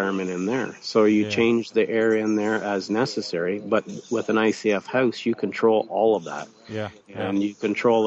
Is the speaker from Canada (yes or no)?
yes; Canada; that's my home country